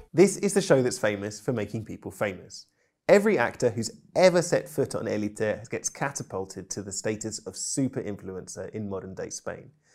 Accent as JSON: {"language": "English", "country": "United Kingdom", "said": "I'm British polyglot"}